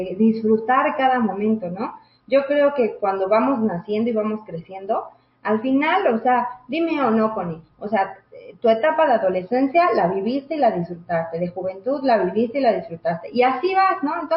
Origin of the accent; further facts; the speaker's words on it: Mexico; Así es, es una de estas creencias que como sociedad mexicana, como mujeres mexicanas, inculcamos mucho en los niños